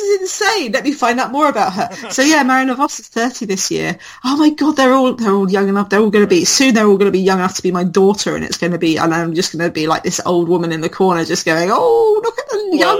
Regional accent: United Kingdom; I'm British

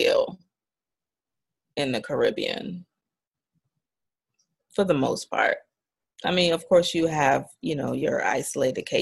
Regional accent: Maryland, United States; also born or lived in Guyana; after we moved from Guyana, we came straight to Maryland. So I've been in Maryland for most of my life

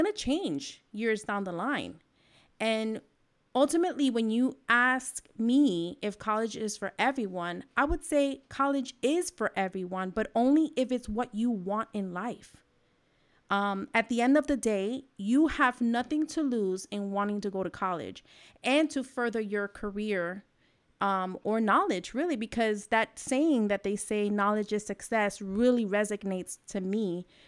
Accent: New York, United States; I'm from New York.

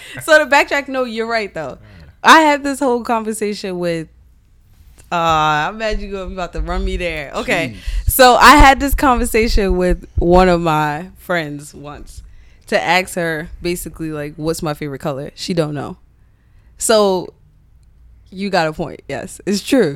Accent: United States; I'm the second generation to grow up here. In the States

